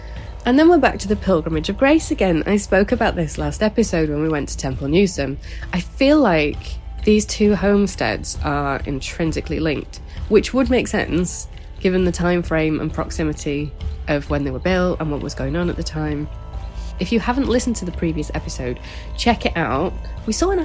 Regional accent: the other side of the Pennines, North West England, United Kingdom; now in Yorkshire, United Kingdom; I've lived in Yorkshire longer than anywhere else, but I'm from t'other side at Pennines.

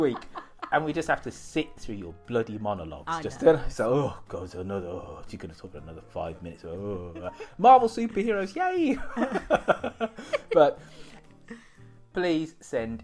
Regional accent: United Kingdom; I'm British

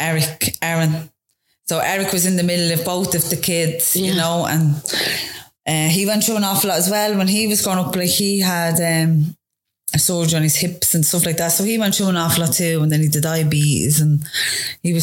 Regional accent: Dublin, Leinster, Ireland; I loved growing up in town

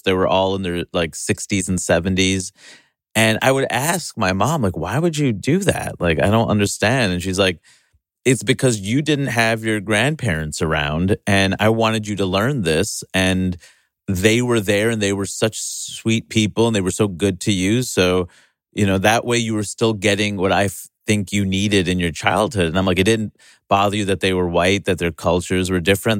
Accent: New York City, New York, United States; in my hometown

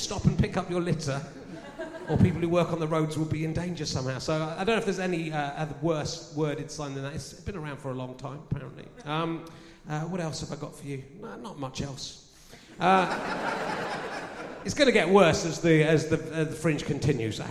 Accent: Pocklington, Yorkshire and the Humber, United Kingdom; I'm from Pocklington.

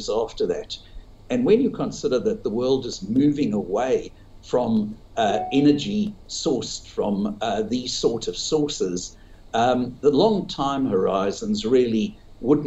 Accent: South Africa; moved away as an adult; now in Australia; I grew up in South Africa, started all my investing in South Africa

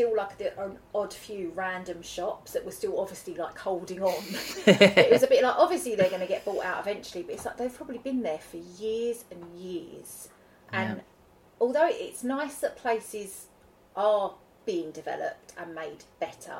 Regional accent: Basildon, East of England, United Kingdom; accent: Essex; I'm from Basildon originally

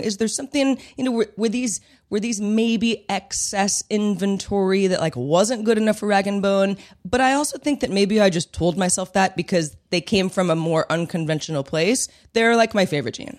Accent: Bay Area, California, United States; we're from the Bay Area, my parents are from the Bay Area

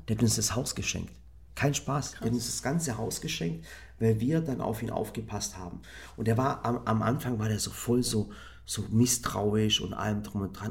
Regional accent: Germany; ich hatte natürlich eine Kindheit im Dorf

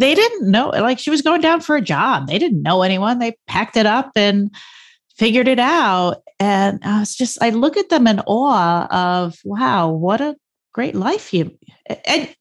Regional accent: Stony Brook, New York, United States; I grew up in Stony Brook and I live two towns away

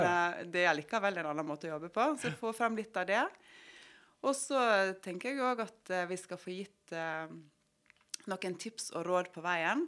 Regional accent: Måløy, Vestland, Norway; moved away as an adult; now in Oslo, Norway; Jeg er fra Måløy, og der har jeg jobba i ambulansen i 20 år

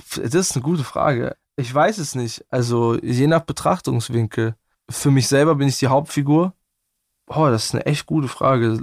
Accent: Bietigheim-Bissingen, Baden-Württemberg, Germany; accent: Swabian; bei uns im Schwabenland

